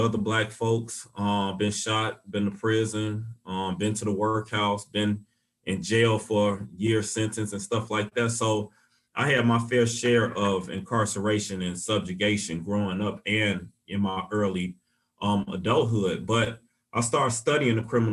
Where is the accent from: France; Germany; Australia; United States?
United States; Chicago, Illinois; now in Saint Paul, United States; growing up in Chicago